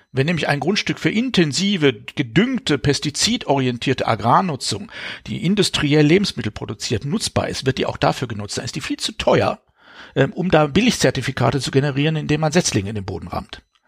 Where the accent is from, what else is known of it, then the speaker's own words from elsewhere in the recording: Baden-Württemberg, Germany; ich selber bin aufgewachsen in Sichtweise. Aus, von meinem Kinderzimmer aus konnte ich das AKW Neckar-Westheim sehen